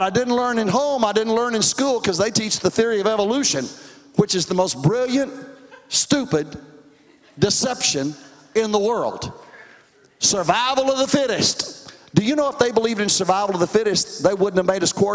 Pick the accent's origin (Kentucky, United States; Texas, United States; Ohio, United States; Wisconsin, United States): Texas, United States; Dallas; also born or lived in Roswell, New Mexico; I grew up in Dallas